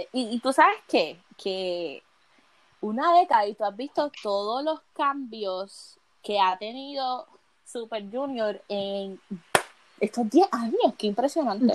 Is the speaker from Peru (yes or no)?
no; Puerto Rico; soy de Puerto Rico, vengo, soy del Caribe, una isla pequeña